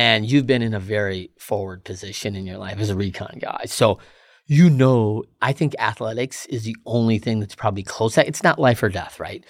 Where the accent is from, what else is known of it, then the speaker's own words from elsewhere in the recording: Battle Creek, Michigan, United States; Michigan kid, uh, grew up in Battle Creek, home of Kellogg's